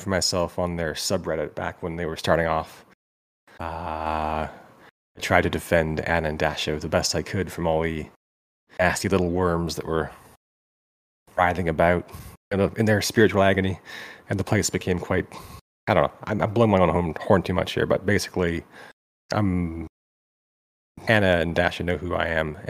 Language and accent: English; Vancouver, British Columbia, Canada; I'm 43. I'm from Vancouver